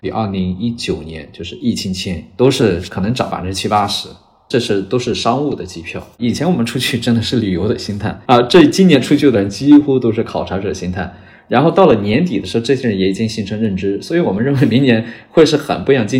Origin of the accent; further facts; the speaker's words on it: China; 但 Chat GPT 今年来了之后，发现一个东西，就是我们中国人，我们会四六级，我们可以写出很地道的英文的表达啊，我们不怵了。